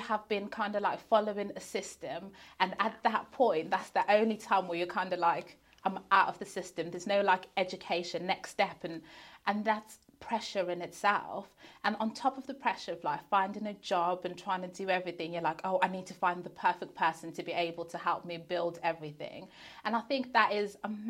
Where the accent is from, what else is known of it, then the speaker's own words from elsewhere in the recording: Zimbabwe; moved away; I was born in Zimbabwe. My husband was born in Zimbabwe and then we both migrated here